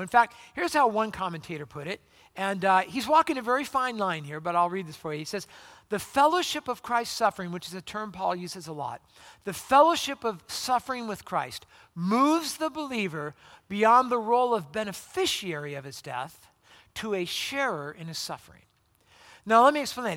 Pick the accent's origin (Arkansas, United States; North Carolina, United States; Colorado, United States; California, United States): California, United States; Southern; moved away; I'm from Southern California